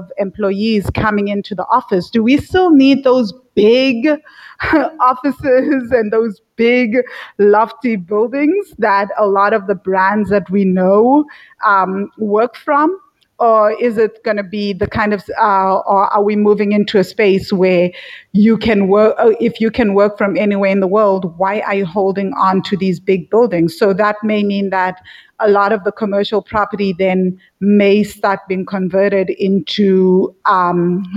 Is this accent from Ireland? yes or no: no; South Africa; moved away as an adult; now in Sri Lanka; So I live in Sri Lanka and I'm from South Africa